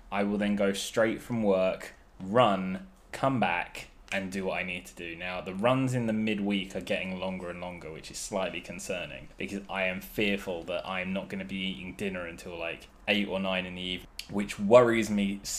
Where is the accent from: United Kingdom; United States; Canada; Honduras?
United Kingdom; England; us English men